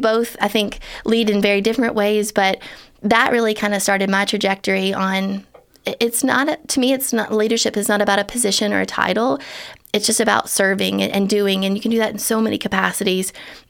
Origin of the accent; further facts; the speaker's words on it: the South, United States; And we're from the South, so we know nice people